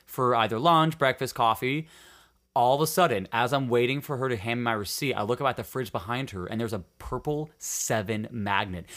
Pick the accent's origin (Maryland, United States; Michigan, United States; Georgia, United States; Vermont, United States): Michigan, United States; Upper Peninsula; born or raised there; moved away